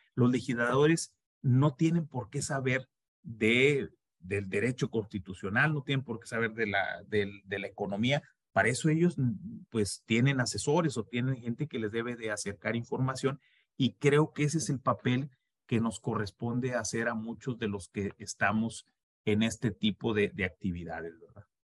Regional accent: Mexico; somos mexicanos

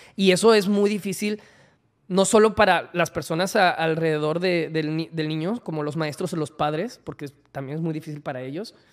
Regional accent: Monterrey, Nuevo León, Mexico; also born or lived in Mexico City

